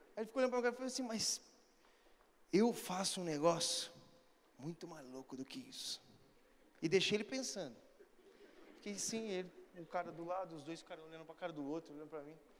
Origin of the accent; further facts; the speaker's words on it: Brazil; Sou brasileiro